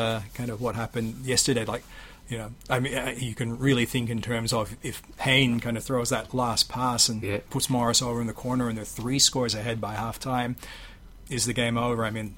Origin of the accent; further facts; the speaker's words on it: Sydney, New South Wales, Australia; born there; I think I'm at a bit of a remove from it, because even though I was born in Sydney, I don't really consider myself, you know, kind of being from New South Wales. I didn't grow up in the rugby league culture.